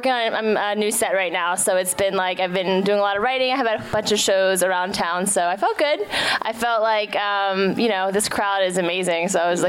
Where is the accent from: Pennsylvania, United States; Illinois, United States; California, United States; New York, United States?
Pennsylvania, United States; Philadelphia; I'm from the Philadelphia. Correct. Born and raised. Yes.